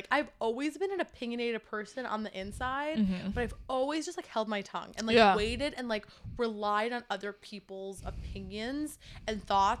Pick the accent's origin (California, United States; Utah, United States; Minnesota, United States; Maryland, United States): Minnesota, United States; Minneapolis; now in New York City, United States; being from Minnesota, I grew up in Minneapolis.